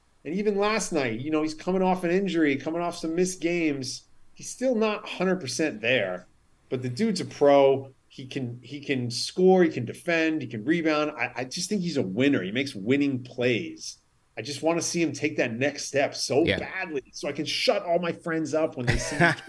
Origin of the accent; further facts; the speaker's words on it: New York City, New York, United States; I'm in Brooklyn, so I got my spots out here. I grew up in Midtown and the Upper West Side of Manhattan